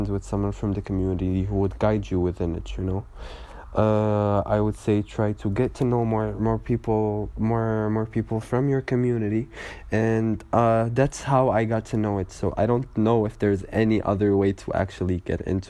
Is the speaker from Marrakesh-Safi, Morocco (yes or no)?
no; Casablanca, Casablanca-Settat, Morocco; now in Kenitra, Morocco; back in my hometown, back in Kaza